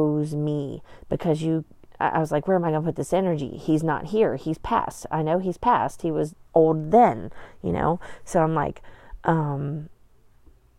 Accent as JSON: {"language": "English", "region": "Appalachia", "country": "United States", "said": "we came from Appalachia"}